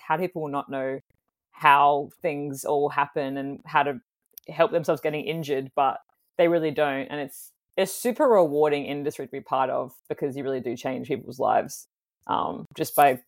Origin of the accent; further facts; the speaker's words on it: Fremantle, Western Australia, Australia; born there; So I was born in Fremantle.